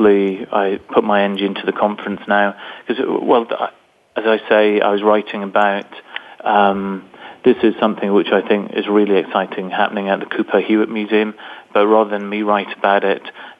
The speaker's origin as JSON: {"language": "English", "town": "Newcastle", "region": "North East England", "country": "United Kingdom", "tie": "born or raised there", "said": "I'm from England, from a place in the north of England, which is probably a bit like the Rust Belt in the States, a very industrial area. And I grew up"}